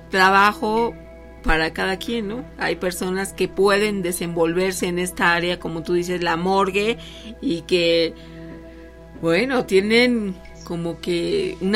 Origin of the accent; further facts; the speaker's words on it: León, Guanajuato, Mexico; now in Guadalajara, Mexico; Soy de León, Guanajuato, y mi esposo … es de aquí, de Guadalajara.